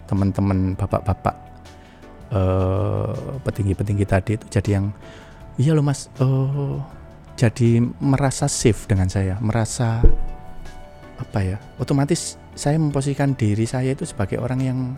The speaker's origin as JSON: {"language": "Indonesian", "region": "Java", "country": "Indonesia", "accent": "medok", "said": "nggak bisa orang bahasa Inggris saya juga medok"}